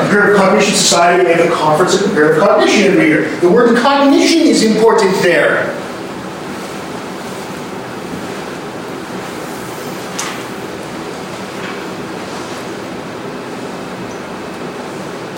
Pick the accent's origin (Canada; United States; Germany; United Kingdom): Canada; I'm Canadian